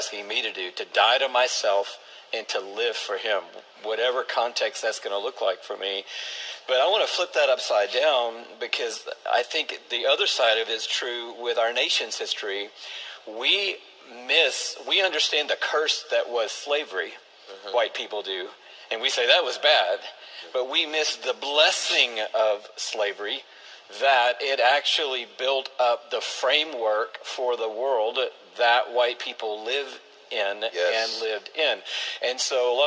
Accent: Atlanta, Georgia, United States; grow up in Atlanta

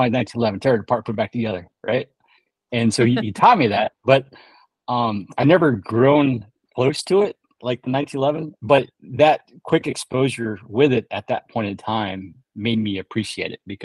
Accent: California, United States; also born or lived in Chicagoland; I grew up in California

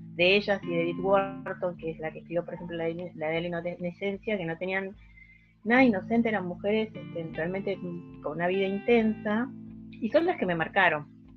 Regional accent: Salta, Argentina; yo soy de Salta, eso no, me acuerdo si lo había puesto en la bio, este, soy una soy salteña

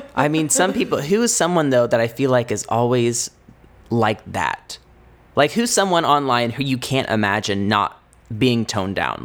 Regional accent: Indiana, United States; moved away as an adult; now in Los Angeles, United States; we're from Indiana

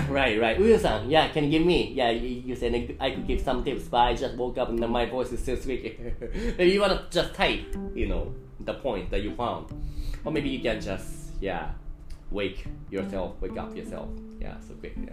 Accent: Melbourne, Victoria, Australia; first language English; now in Hong Kong; Originally from Melbourne in Australia.

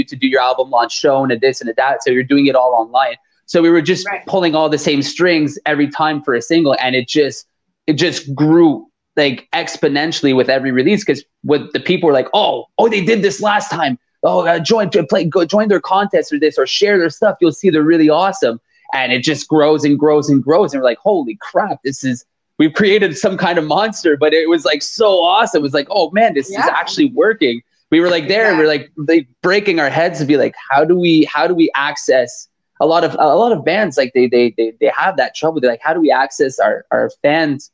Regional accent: Montreal, Quebec, Canada; we're a band from Canada, from Montreal, Canada

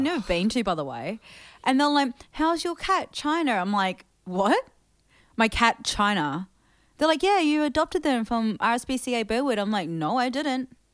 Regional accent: New Zealand; also born or lived in Thailand; growing up in New Zealand

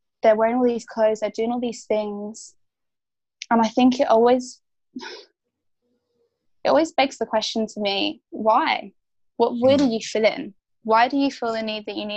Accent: Essex, East of England, United Kingdom; I grew up just outside of London as well in a place called Essex

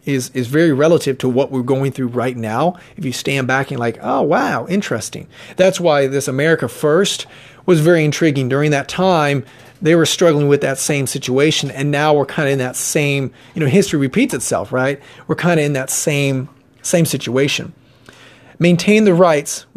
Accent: Mansfield, Ohio, United States; I was born and raised in Mansfield, Ohio

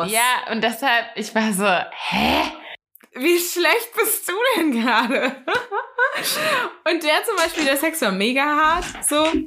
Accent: Hesse, Germany; moved away; also born or lived in Hamburg; ich komme aus Hessen.

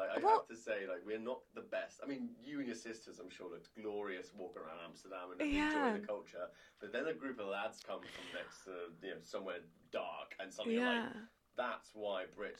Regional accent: Guernsey; the island that I'm from is called Alderney. And Alderney is a little island. It's 3 by 2 miles long in the English Channel. There's about 1,200, 1,500 people that live there. And they call it 2,000 alcoholics clinging to a rock.

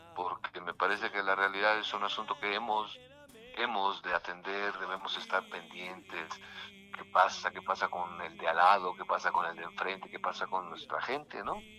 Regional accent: Mexico; estamos viviendo todos como mexicanos

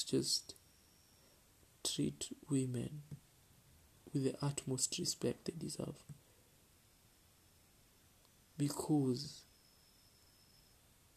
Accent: Kenya; as a Kenyan

